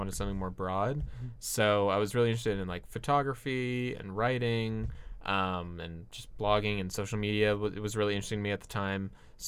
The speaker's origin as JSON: {"language": "English", "town": "Fullerton", "region": "California", "country": "United States", "tie": "born or raised there", "said": "In Fullerton."}